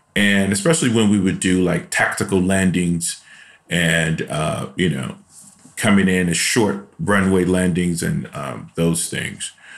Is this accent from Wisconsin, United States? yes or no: no; Chicago, Illinois, United States; moved away; I'm from Chicago, and I grew up in a really rough neighborhood in Chicago